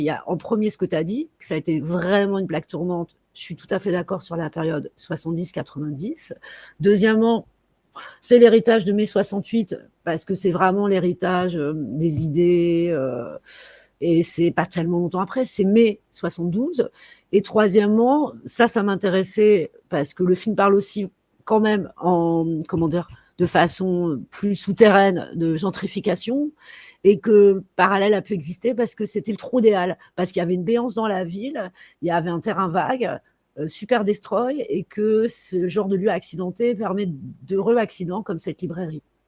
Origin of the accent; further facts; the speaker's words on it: Paris, Île-de-France, France; Je suis parisienne mais pas parisianiste